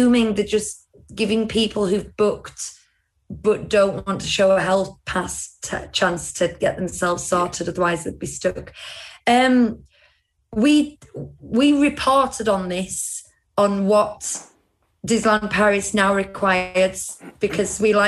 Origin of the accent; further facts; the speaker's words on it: United Kingdom; as British people